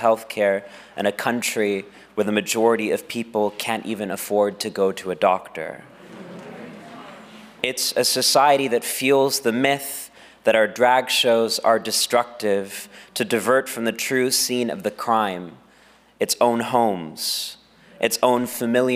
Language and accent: English; Texas, United States; my home state of Texas